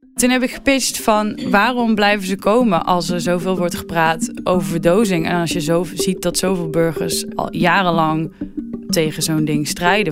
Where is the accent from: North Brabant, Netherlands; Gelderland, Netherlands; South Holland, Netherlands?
North Brabant, Netherlands; moved away; Ik kom zelf uit Brabant